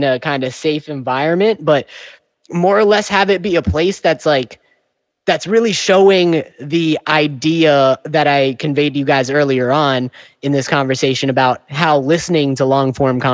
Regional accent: New York, United States; accent: New York; my New York accent

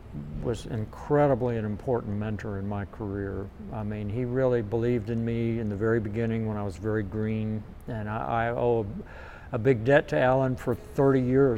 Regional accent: West Palm Beach, Florida, United States; also born or lived in Columbus, Ohio; I was born in Columbus, Ohio, grew up in West Palm Beach, Florida.

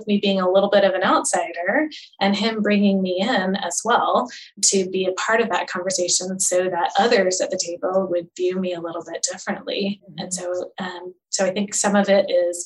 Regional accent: United States; we are Asian and we're American

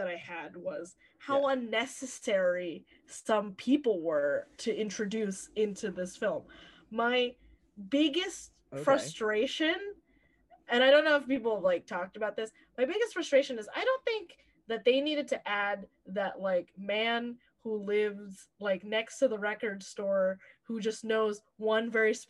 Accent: Philippines; Now you know we're Filipino.

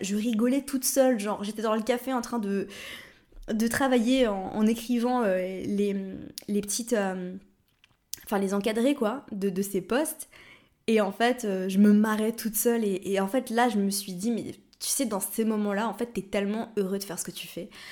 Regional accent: Lausanne, Vaud, Switzerland; moved away; j'ai grandi à Lausanne

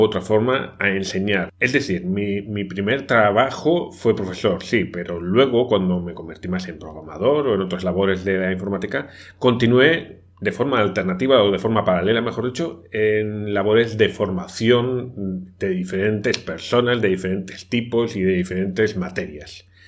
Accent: Spain; moved away as an adult; also born or lived in Brazil; yo soy español

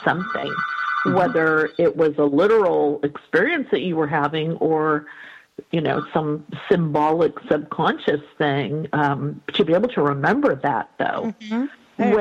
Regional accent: New York, United States; I grew up in New York in a little sort of, not rural, but a little suburban community, not in the city.

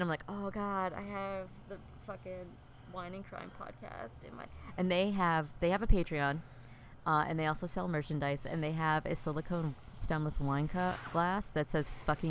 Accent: Canada; I'm Canadian. Hey, oh, boot. And I was like, yay.

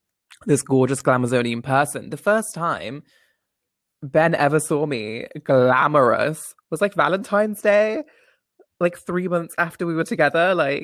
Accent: Coventry, West Midlands, United Kingdom; I'm from Coventry.

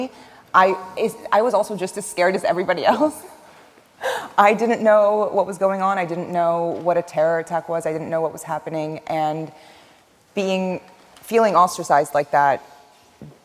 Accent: Washington, District of Columbia, United States; English is a second language; I grew up in Washington, D.C., and it was really close to the Pentagon

